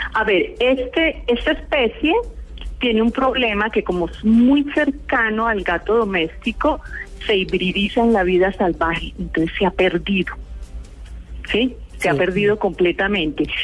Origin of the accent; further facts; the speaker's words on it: Bogotá, Colombia; also born or lived in Pereira; realmente yo me considero bogotana porque yo nací en Pereira, pero al año me trajeron a Bogotá mis padres